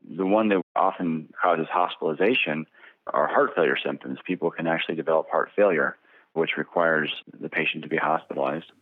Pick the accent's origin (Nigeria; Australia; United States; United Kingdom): United States; Bakersfield, California; also born or lived in New Orleans / San Diego / Irvine; I was raised here in Bakersfield, California